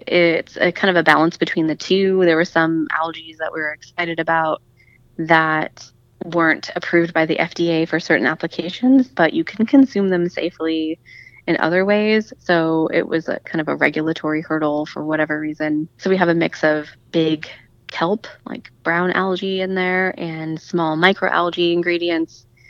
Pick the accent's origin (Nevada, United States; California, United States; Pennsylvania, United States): Nevada, United States; Las Vegas; I grew up in Vegas and I was still living in Vegas